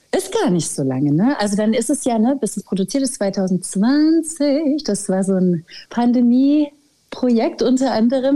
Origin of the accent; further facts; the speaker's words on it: Schwabach, Bavaria, Germany; also born or lived in Nuremberg; now in Berlin, Germany; ich komme aus Schwabach bei Nürnberg. In Nürnberg bin ich geboren und in Schwabach aufgewachsen